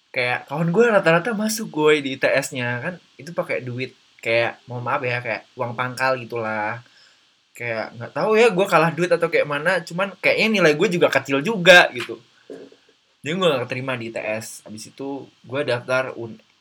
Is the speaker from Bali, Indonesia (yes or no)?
no; East Lampung, Indonesia; moved away as an adult; also born or lived in Metro / Bandung; gue asli Lampung Timur